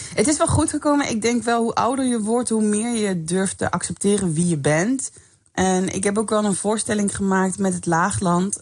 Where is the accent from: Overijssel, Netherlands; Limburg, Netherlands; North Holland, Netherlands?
Limburg, Netherlands; ik kom zelf uit Limburg